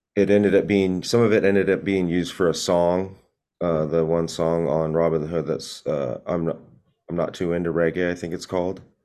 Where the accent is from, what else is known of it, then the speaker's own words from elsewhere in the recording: Long Beach, California, United States; also born or lived in Corona, California / Los Angeles, California; that's where I grew up in Long Beach, pretty much most of my life